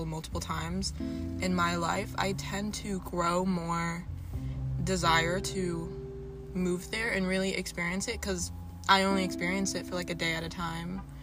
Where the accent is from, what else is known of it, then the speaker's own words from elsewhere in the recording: Middletown, New York, United States; I grew up in Middletown